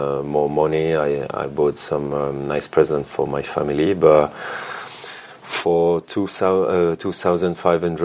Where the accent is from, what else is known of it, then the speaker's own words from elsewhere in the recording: Grenoble, Auvergne-Rhône-Alpes, France; English is a second language; also born or lived in Chambéry; now in Milan, Italy; I was born in Chambéry. And I grew up in Grenoble